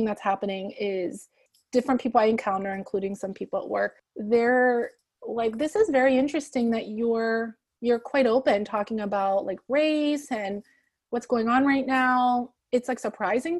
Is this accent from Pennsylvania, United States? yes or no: yes; Appalachia, rural Pennsylvania, United States; I grew up in Pennsylvania in a rural town of Pennsylvania, in Appalachia